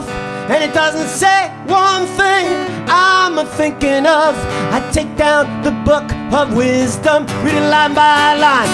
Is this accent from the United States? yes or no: yes; New York City, New York, United States; moved away as an adult; now in Edinburgh, United Kingdom; I'm from New York City, but I've moved to Edinburgh. I live here now for a year.